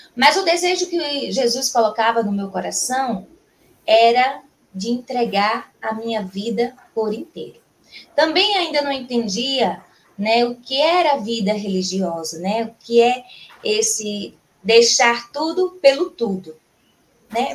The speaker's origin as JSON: {"language": "Portuguese", "town": "João Pessoa", "region": "Paraíba", "country": "Brazil", "tie": "born or raised there", "said": "sou natural de João Pessoa, na Paraíba"}